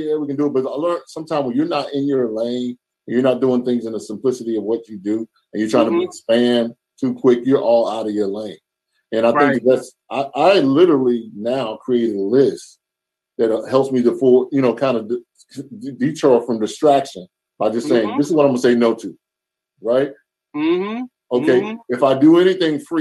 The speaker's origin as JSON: {"language": "English", "town": "Charlotte", "region": "North Carolina", "country": "United States", "tie": "born or raised there", "moved": "yes", "said": "I'm from the South, from Charlotte"}